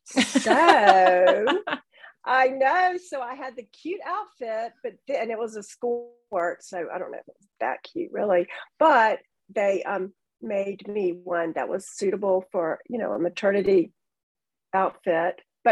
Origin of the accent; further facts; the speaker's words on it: Georgia, United States; I was born and raised in Georgia.